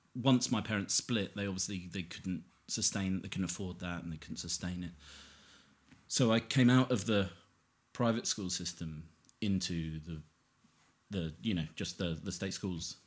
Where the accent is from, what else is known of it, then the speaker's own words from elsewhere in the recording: Harpenden, East of England, United Kingdom; I'm pretty much a local boy to where we are now, which is kind of Harpenden